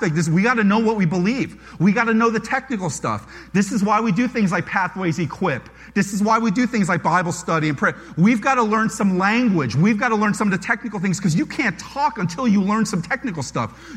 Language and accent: English; United States; I'm Korean-American. I was born in America